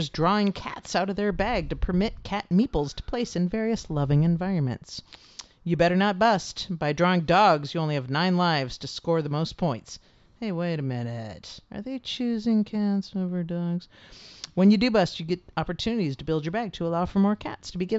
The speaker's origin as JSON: {"language": "English", "region": "Minnesota", "country": "United States", "said": "I'm from Minnesota"}